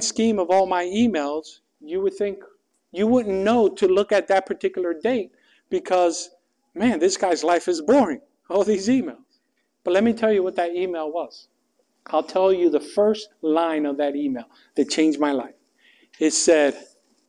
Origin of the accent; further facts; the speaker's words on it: New York City, New York, United States; moved away as an adult; I grew up in New York City. I moved from New York City 11 days prior to this to study theology.